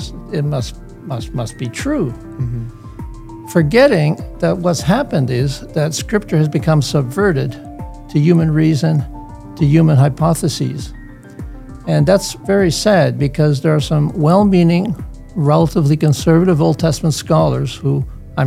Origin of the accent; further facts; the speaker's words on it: Netherlands; moved away; also born or lived in Hamilton, Canada; I was born in the Netherlands in 1946